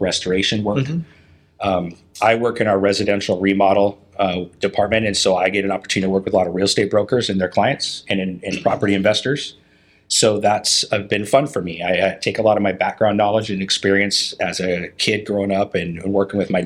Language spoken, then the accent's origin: English; Puget Sound area, Washington, United States; moved away as an adult; now in Portland, United States; I grew up in the Puget Sound area up in Washington State